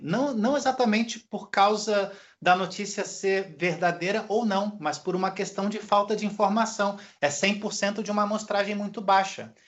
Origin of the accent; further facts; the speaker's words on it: Rio de Janeiro, Brazil; moved away as an adult; como carioca